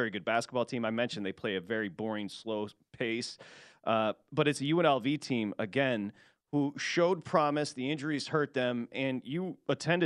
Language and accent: English; Michigan, United States; I'm from Michigan